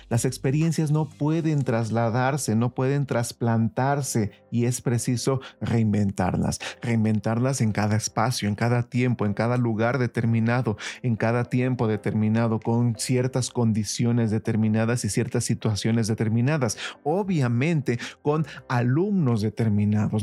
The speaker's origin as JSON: {"language": "Spanish", "country": "Mexico", "said": "nosotros como mexicanos"}